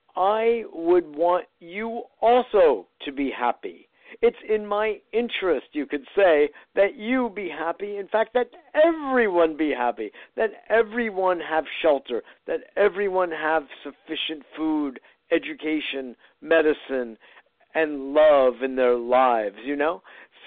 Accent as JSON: {"language": "English", "town": "Westport", "region": "Connecticut", "country": "United States", "tie": "born or raised there", "said": "it was actually a theater where I grew up in Westport, Connecticut."}